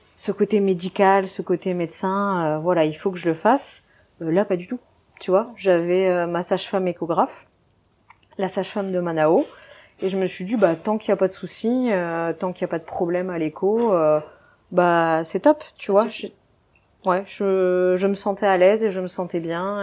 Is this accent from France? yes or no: yes; Dunkirk, Hauts-de-France, France; moved away as an adult; also born or lived in Belgium; now in Réunion, France; je suis originaire du nord de la France, donc de Dunkerque